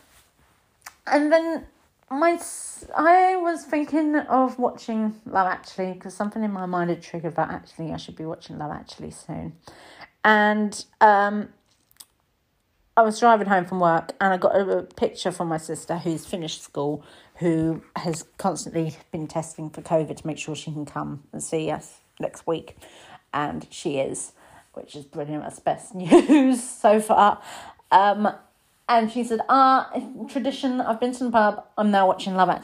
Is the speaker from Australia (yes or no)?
no; United Kingdom; as British people